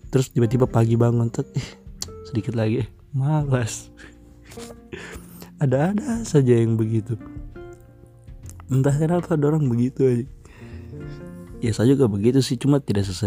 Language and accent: Indonesian; Palu, Central Sulawesi, Indonesia; saya memang orang Palu dan saya bikin podcast ini itu tentang cerita ini itu